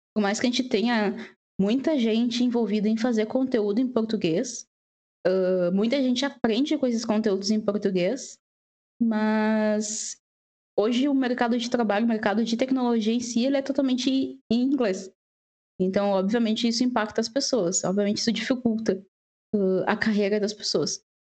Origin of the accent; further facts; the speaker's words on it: Porto Alegre, Rio Grande do Sul, Brazil; moved away as an adult; now in Ireland; eu sou da Porto Alegre